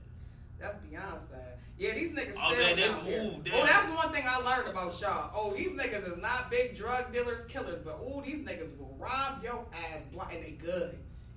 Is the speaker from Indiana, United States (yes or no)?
no; Buffalo, New York, United States; moved away as an adult; now in Atlanta, United States; You know I'm from Buffalo.